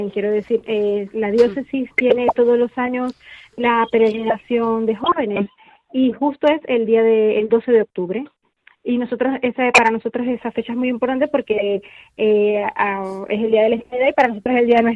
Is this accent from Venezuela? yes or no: yes; Venezuela; now in Spain; nosotros venimos de Venezuela. Toma ya. Somos, somos venezolanos, tenemos aquí en España ya tenemos eh, siete años y medio